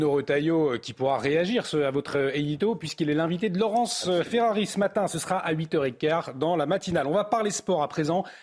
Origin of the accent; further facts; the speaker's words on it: Belgium; En tant que Belge, je ne suis pas directement concerné, mais je comprends.